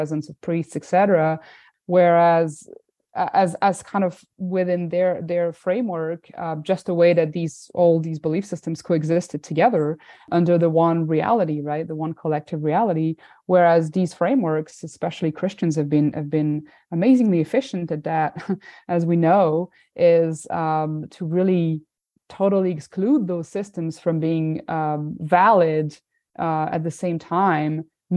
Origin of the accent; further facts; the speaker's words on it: France; I'm from France